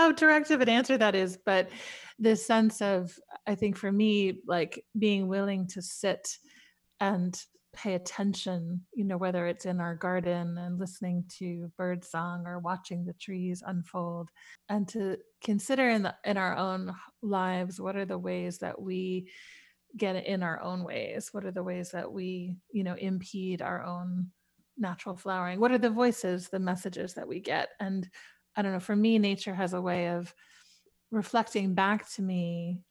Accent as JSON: {"language": "English", "town": "New York City", "region": "New York", "country": "United States", "tie": "born or raised there", "said": "as a child growing up in New York City"}